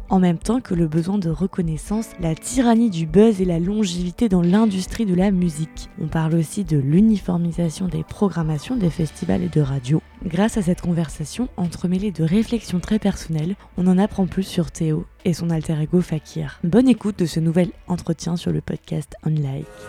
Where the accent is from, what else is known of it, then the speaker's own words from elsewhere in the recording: Caen, Normandy, France; je suis de Caen